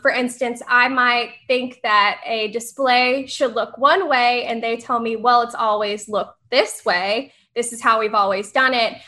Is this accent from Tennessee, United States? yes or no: yes; Tennessee, United States; moved away as an adult; now in Florida, United States; I'm from Tennessee